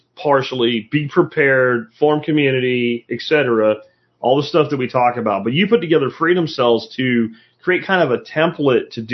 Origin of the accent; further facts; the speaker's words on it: Florida, United States; we were kind of bored little kids growing up in Florida